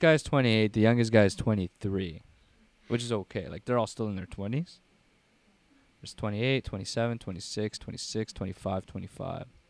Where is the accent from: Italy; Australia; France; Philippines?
Philippines; I'm Filipino.